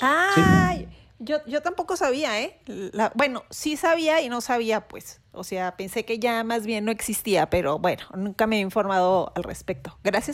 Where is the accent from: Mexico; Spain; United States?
Mexico; somos mexicanos